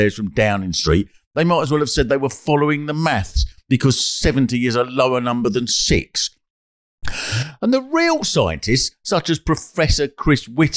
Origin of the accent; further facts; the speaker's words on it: England, United Kingdom; we're English